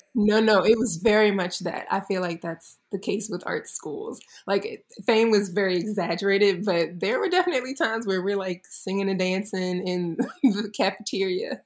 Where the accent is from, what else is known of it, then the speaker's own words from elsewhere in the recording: Baltimore, Maryland, United States; moved away; I was born in the beautiful Baltimore, Maryland, and I grew up there